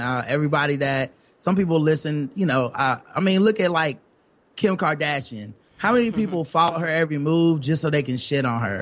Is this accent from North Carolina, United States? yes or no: yes; Charlotte, North Carolina, United States; we're from Charlotte, North Carolina, yep. so uh, down south